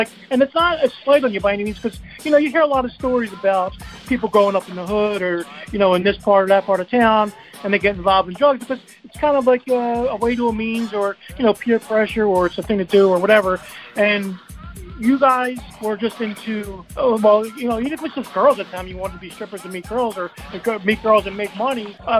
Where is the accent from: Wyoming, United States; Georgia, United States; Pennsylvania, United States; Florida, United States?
Pennsylvania, United States; Philadelphia; I grew up in Philadelphia. I'm a, you know, middle-class white guy.